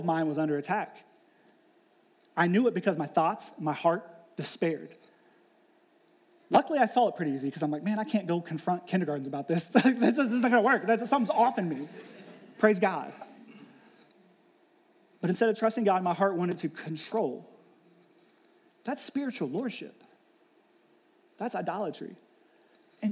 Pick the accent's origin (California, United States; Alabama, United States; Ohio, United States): Ohio, United States; moved away as an adult; also born or lived in Pittsburgh; I was born and raised in Ohio